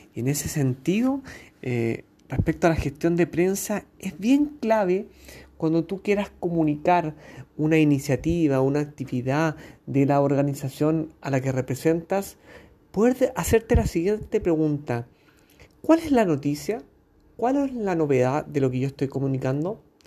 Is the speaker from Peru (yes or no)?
no; Chile; periodista de Chile